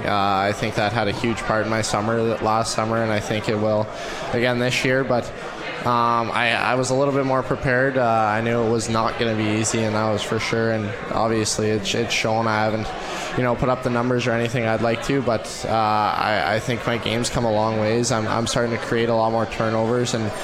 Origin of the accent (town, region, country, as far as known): Shaunavon, Saskatchewan, Canada; born or raised there; now in Utica, United States